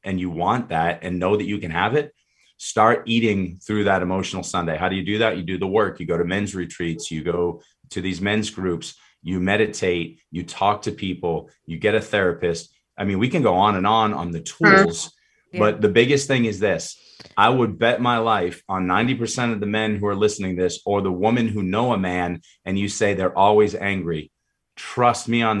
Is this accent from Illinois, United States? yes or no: no; Boston, Massachusetts, United States; moved away; I grew up in Boston